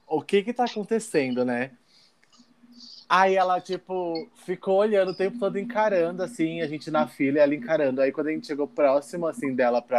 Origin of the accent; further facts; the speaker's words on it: São Paulo, Brazil; eu sou paulista